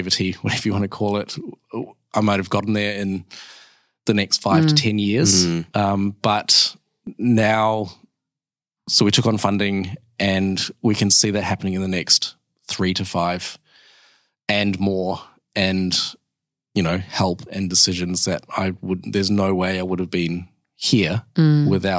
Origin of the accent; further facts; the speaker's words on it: New Zealand; now in Perth, Australia; I'm a Kiwi